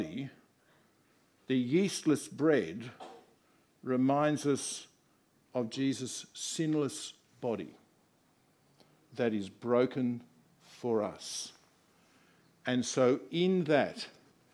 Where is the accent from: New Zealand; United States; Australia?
Australia; I'm an Australian